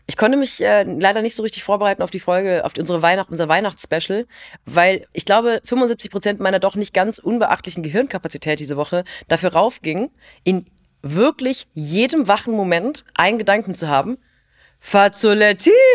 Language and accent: German; Rhineland, Germany; ich bin auch Rheinländerin